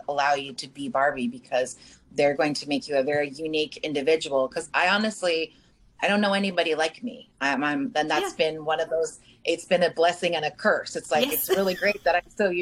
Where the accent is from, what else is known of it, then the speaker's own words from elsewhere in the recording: Malibu, California, United States; I grew up in Malibu